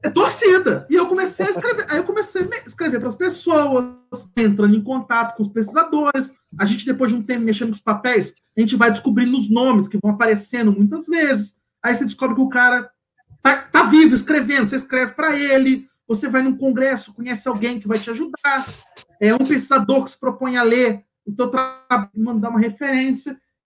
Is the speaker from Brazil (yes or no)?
yes; Brazil; sou terceiro mundo, eu sou brasileiro